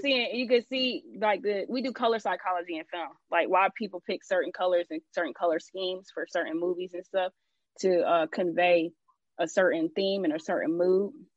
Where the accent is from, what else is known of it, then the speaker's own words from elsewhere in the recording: Atlanta, Georgia, United States; I'm from Atlanta.